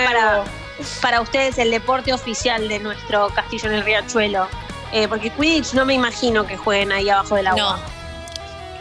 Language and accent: Spanish; Argentina